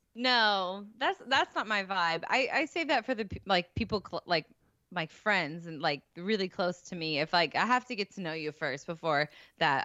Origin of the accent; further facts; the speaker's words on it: St. Louis, Missouri, United States; It was gonna be in my hometown